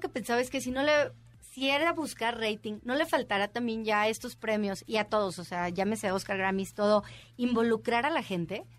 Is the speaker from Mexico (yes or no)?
yes; Mexico; somos mexicanos y somos choreros